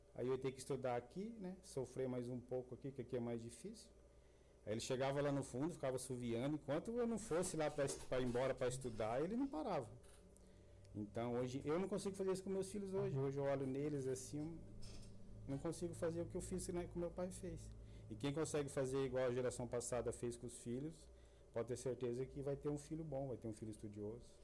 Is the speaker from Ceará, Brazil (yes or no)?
no; Sertaneja, Paraná, Brazil; moved away as an adult; also born or lived in Cornélio Procópio; lá a gente nascia tudo em Cornélio Procópio, mas morando na região, né? Sertaneja, Leópolis, Sancho Alegre.